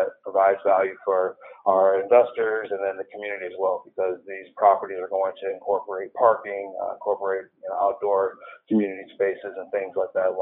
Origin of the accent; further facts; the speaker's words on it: Ann Arbor, Michigan, United States; now in San Diego, United States; I'm originally from the Ann Arbor, Michigan area, Detroit area